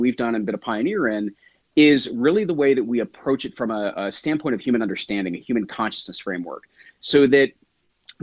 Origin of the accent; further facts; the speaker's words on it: New Jersey, United States; I am from New Jersey